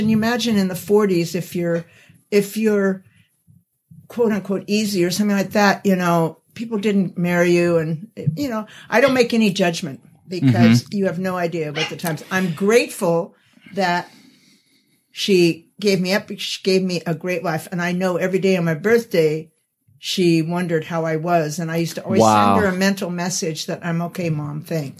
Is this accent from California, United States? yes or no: yes; Sacramento, California, United States; I was born in Sacramento, and then adopted through the welfare of Catholics.